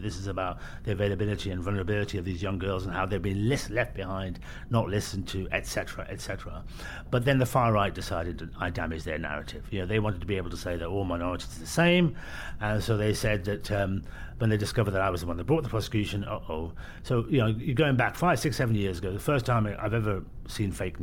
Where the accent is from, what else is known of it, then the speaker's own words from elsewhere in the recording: Birmingham, West Midlands, United Kingdom; I was born in Birmingham